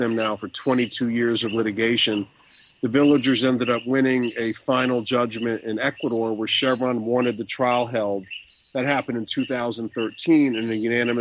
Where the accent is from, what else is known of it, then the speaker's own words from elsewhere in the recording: United States; I'm an American lawyer